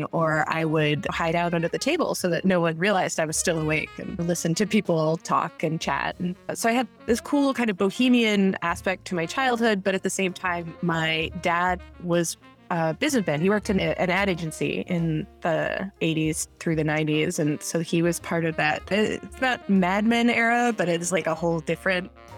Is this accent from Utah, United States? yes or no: no; New York City, New York, United States; I was born in New York City in 1985